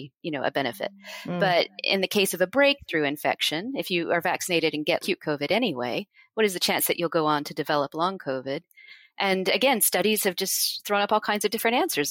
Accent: United States; now in United Kingdom; I'm from the United States

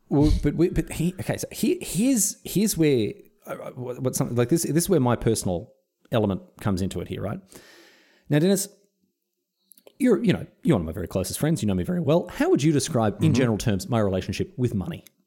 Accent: Melbourne, Victoria, Australia; now in Sunshine Coast, Australia; I grew up in Melbourne.

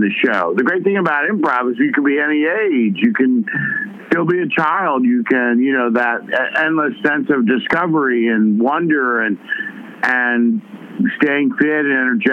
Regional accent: New York City, New York, United States; I was from the West Side

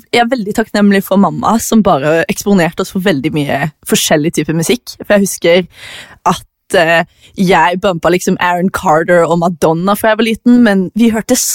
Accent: Farsund, Agder, Norway; also born or lived in Australia / Tananger; Jeg er fra Farsund. Jeg har bodd veldig mange forskjellige plasser. Jeg vokste opp litt i eh, Australia, jeg har bodd i Tananger, jeg har bodd i Farsund

